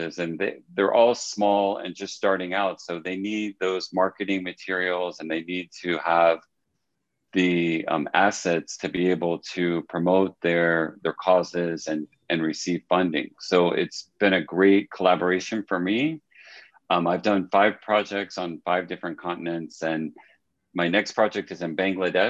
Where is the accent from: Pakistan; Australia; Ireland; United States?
United States; North Florida; moved away as an adult; grew up in a small town in North Florida